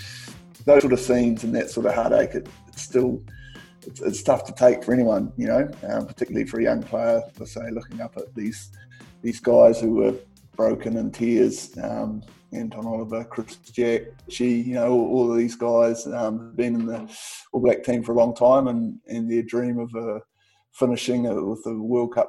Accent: New Zealand; being in Kiwi

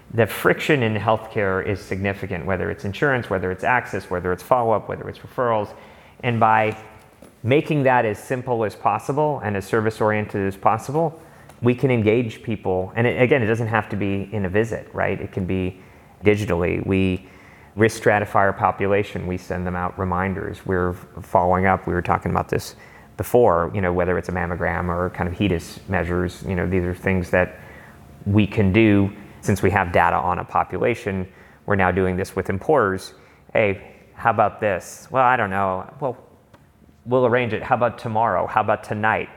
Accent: Los Angeles, California, United States; also born or lived in Berkeley; I grew up in Los Angeles

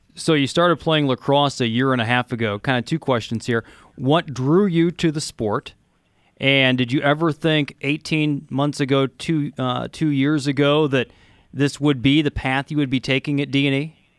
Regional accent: Illinois, United States; I grew up in Illinois

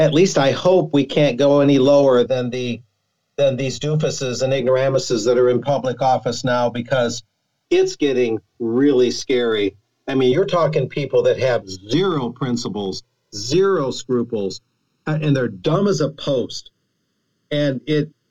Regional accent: Donna, Texas, United States; Donna, Texas, my hometown

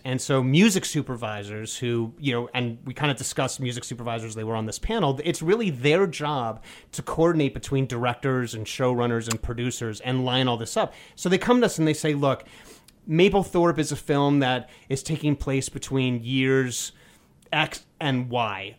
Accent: New York City, New York, United States; I grew up in New York City

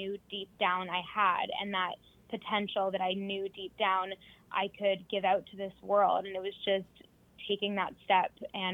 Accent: Toronto, Ontario, Canada; moved away as an adult; now in London, United Kingdom; I grew up in Toronto, Canada, born and raised there. I moved to London, England about 3.5

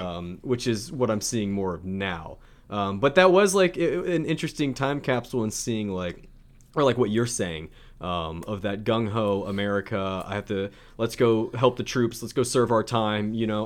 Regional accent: South Louisiana, United States; where I'm from, South Louisiana

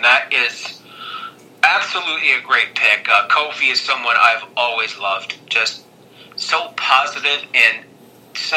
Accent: Canada; I'm a Canadian

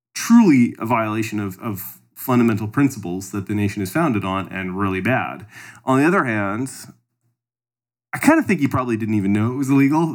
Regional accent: Canada; I'm from Canada

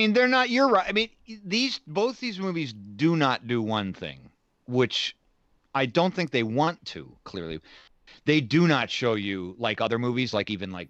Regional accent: United States; as an American

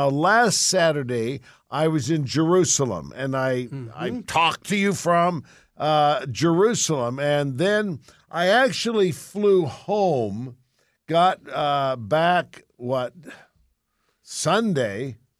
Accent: England, United Kingdom; from Mother England, my home.

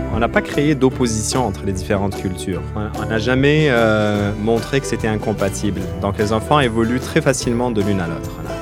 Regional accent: Algeria; moved away as an adult; now in Quebec, Canada; Moi, je suis algérien, je suis arrivé, j'avais vingt-deux ans au Québec pour les études

